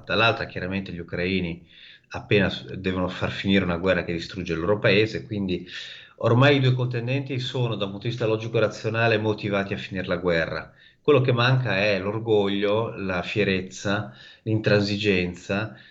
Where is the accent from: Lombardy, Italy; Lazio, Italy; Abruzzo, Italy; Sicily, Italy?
Lombardy, Italy; Milan; moved away as an adult; now in Odessa, Ukraine; io sono di Milano